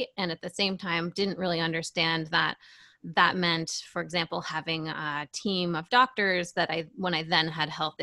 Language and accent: English; New Hampshire, United States; I grew up in New Hampshire, live free or die state.